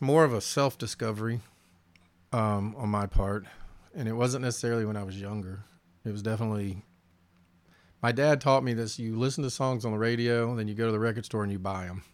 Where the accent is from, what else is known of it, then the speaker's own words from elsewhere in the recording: the South, United States; as a Southerner